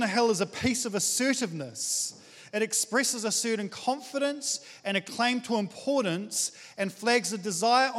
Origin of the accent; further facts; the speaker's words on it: New Zealand; I'm just a Kiwi